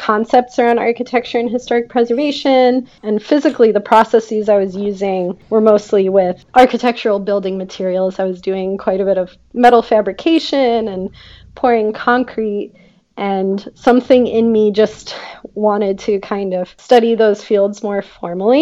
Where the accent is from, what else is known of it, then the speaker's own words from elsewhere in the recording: Cleveland, Ohio, United States; now in Chicago, United States; I was born and raised in Cleveland, Ohio.